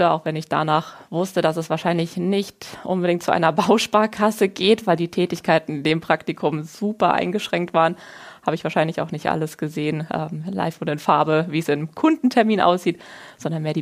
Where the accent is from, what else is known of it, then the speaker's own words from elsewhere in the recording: Wiesbaden, Hesse, Germany; ich bin gebürtig in Wiesbaden aufgewachsen, wo ich heute auch wieder wohne.